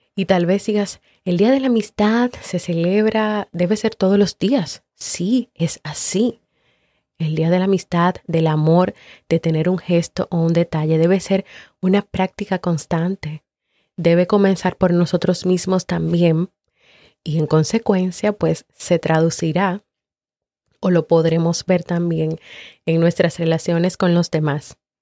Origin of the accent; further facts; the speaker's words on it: Colombia; now in Miami, United States; colombiana y vivo en Miami